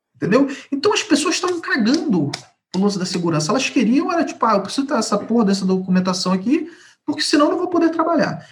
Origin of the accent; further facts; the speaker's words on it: Rio de Janeiro, Brazil; Rio de Janeiro. Nascido e criado no Rio.